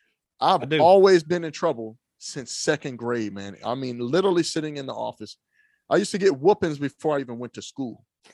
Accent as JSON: {"language": "English", "town": "Trenton", "region": "New Jersey", "country": "United States", "tie": "born there", "said": "So I was born in Trenton, New Jersey, Fieldsboro, Bordentown, Williamsburg in New Jersey."}